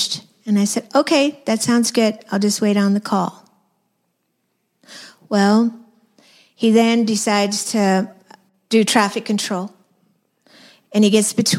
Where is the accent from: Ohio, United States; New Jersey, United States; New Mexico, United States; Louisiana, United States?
New Mexico, United States; I'm from New Mexico